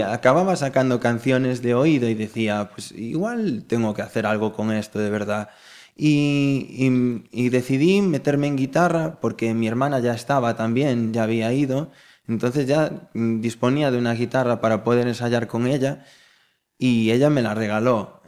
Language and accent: Spanish; Galicia, Spain; como buen gallegos que somos